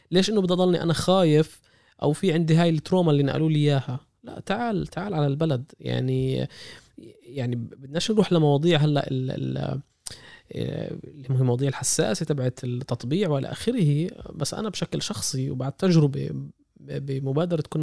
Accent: Palestine; إذا إحنا على المستوى السياسي كفلسطينيين مش قادرين نحقق عودة

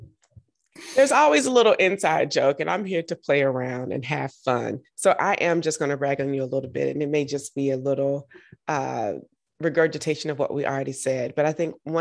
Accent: Georgia, United States; I'm from Georgia, so we know good ribs.

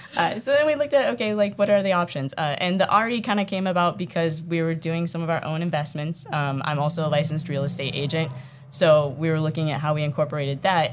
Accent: Iowa, United States; now in Massachusetts, United States; I'm from Iowa.

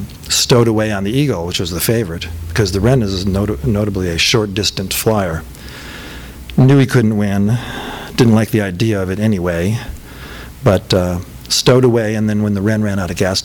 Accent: Rancho Cucamonga, California, United States; also born or lived in Los Feliz, Los Angeles; I'm from Cucamonga

